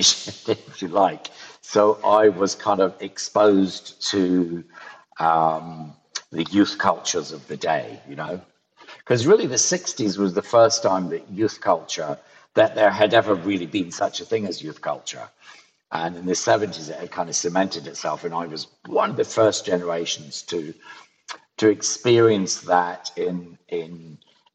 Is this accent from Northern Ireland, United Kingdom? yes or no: no; Ayrshire, Scotland, United Kingdom; moved away; also born or lived in London; In Ayrshire, in the southwest of Scotland